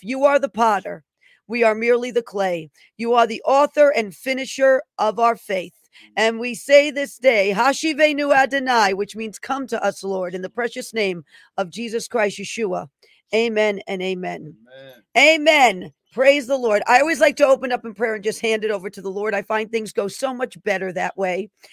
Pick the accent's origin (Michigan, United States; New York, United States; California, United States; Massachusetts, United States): New York, United States; New York City; born in the Bronx, New York.